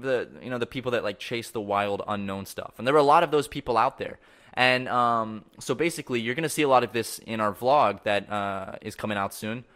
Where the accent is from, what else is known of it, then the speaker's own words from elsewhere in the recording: Charleston, South Carolina, United States; I grew up in Charleston, South Carolina